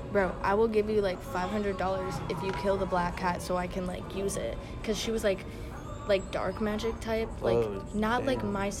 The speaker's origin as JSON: {"language": "English", "town": "York", "region": "Pennsylvania", "country": "United States", "said": "I'm from York, Pennsylvania."}